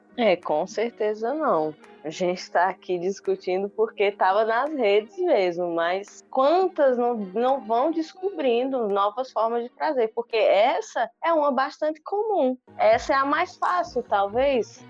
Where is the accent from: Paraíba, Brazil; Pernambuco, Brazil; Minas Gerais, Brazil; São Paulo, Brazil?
Pernambuco, Brazil; Cabrobó; eu sou aqui do interior, né? Nascida em Cabrobó